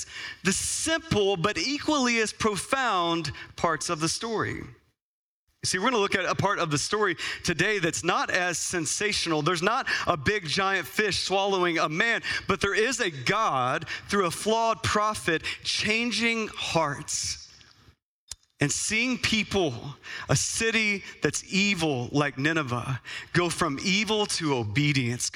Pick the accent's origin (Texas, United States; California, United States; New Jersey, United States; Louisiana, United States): Texas, United States; now in Phoenix, United States; as a kid growing up in Texas where it was hot